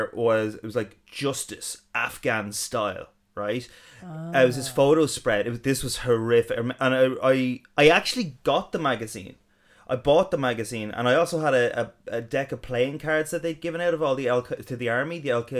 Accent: Ireland; growing up in Ireland.

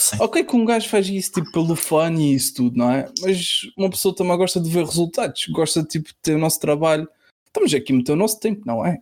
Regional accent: Azores, Portugal; eu uh, sou de Açores

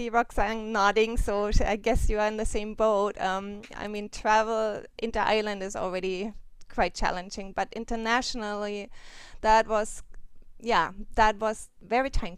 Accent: Germany; now in Hawaii, United States; I went to Germany. I'm from Germany, and I wanted to visit my family

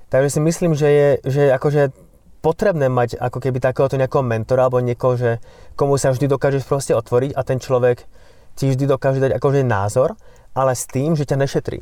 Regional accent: Slovakia; also born or lived in London; som momentálne už doma na Slovensku

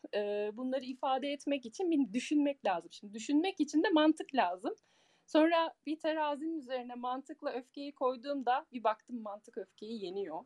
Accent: Germany; Almanya'da doğdum, büyüdüm

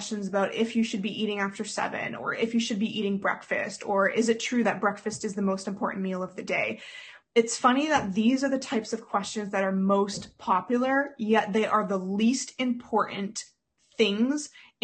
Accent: Canada; a lot of us, especially as Canadian folk

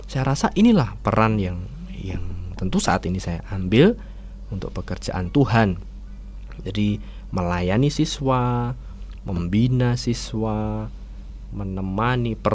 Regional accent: Wonogiri, Central Java, Indonesia; saya eh, lahir di, di Wonogiri di Kabupaten Wonogiri kemudian saya ya dewasa di Wonogiri bersekolah dari TK, SD, SMP, SMA juga di Wonogiri

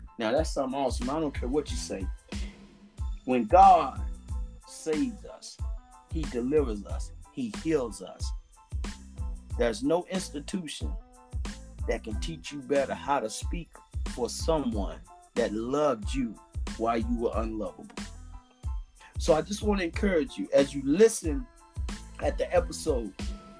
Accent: the South, United States; I'm from the South, down in the country, we say another further

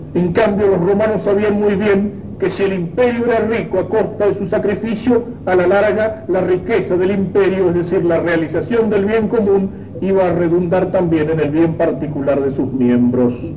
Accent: Argentina; Soy argentino antes de ser obrero

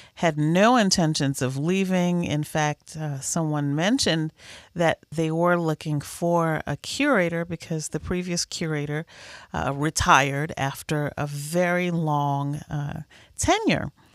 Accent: New Orleans, Louisiana, United States; I grew up here in New Orleans

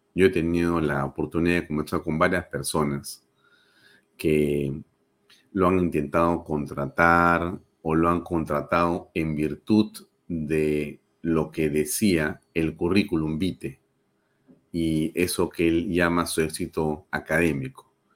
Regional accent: Peru

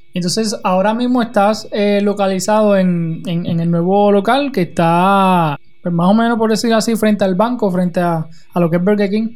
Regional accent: Utuado, Puerto Rico; mi pueblo de Utuado

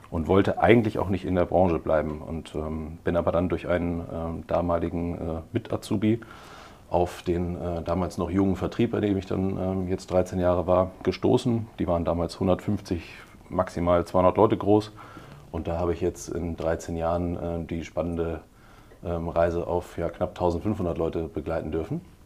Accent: Heidelberg, Baden-Württemberg, Germany; now in Hamburg, Germany; Ich bin äh, aber tatsächlich in Heidelberg geboren

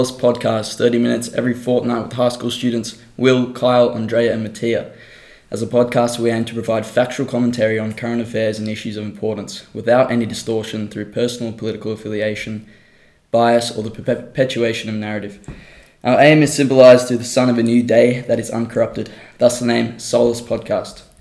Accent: Australia; also born or lived in Bangkok; now in Dubai, United Arab Emirates; personally, I'm from Australia. Um, I moved to Bangkok um, when I was about seven, spent three or four years there, moved back to Australia, and now in Dubai.

